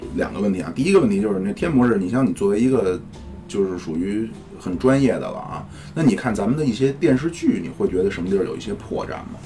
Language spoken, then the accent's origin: Chinese; China; 我们中国人